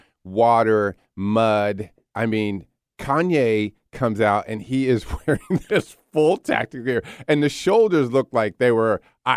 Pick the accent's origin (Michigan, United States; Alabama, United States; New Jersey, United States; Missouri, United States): New Jersey, United States; also born or lived in Philadelphia, Pennsylvania; now in Seattle, United States; I was born in Philly, raised in South Jersey.